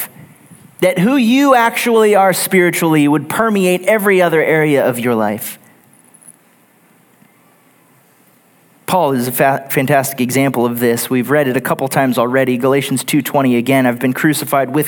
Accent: Texas, United States; Growing up in Texas, I worked several different manufacturing jobs in Houston right out of high school for a few years

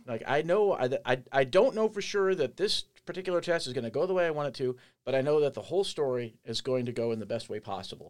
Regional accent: Andover, Kansas, United States; moved away; also born or lived in Colorado Springs, Colorado / Omaha, Nebraska / Ames, Iowa; I am from Andover, Kansas

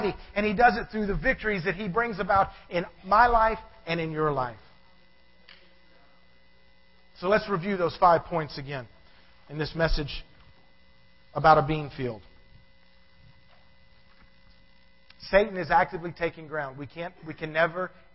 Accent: Savannah, Georgia, United States; I was born in Savannah, Georgia

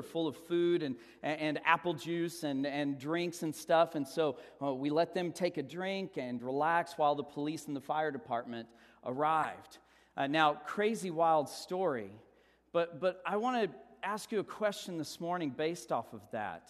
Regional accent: Texas, United States; we're from Texas

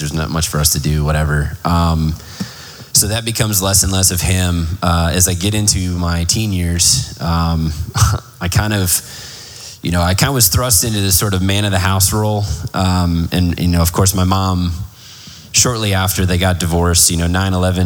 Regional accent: Plano, Texas, United States; also born or lived in Garland, Texas; we grew up in North Dallas, Plano specifically, from about 95, 96. Before that, we lived in Garland

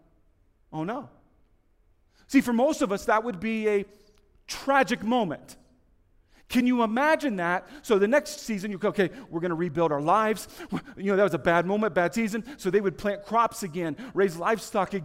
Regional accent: United States; moved away; also born or lived in Kansas / Indiana; I grew up in Kansas and Indiana

